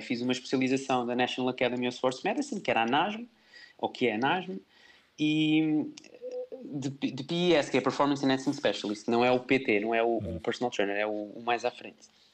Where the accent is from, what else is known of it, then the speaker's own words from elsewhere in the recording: Salvaterra de Magos, Santarém District, Portugal; sou natural, sou natural de, de Terra de Magos